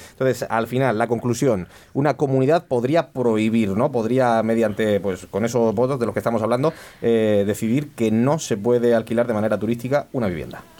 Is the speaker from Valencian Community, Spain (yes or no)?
yes; Vega Baja, Valencian Community, Spain; los de la Vega Baja somos medio murcianos